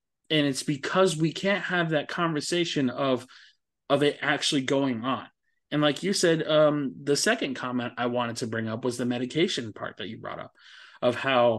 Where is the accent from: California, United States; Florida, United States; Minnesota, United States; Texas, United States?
Florida, United States